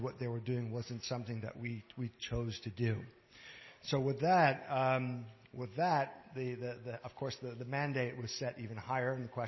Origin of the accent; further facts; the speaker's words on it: Canada; I'm a Canadian. I hold a Canadian passport